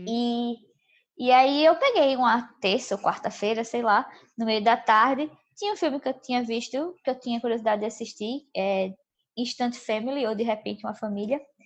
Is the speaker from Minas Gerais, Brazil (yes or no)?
no; Recife, Pernambuco, Brazil; Mas a gente é de Recife